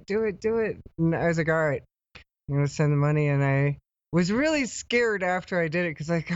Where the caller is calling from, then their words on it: Ecuador; I'm actually calling from Ecuador right now.